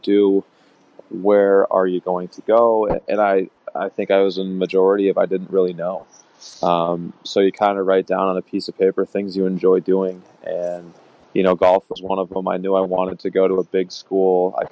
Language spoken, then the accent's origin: English; Minnesota, United States; moved away as an adult; also born or lived in Nebraska / West Coast / East Coast; now in Rye, New York, United States; I grew up in Minnesota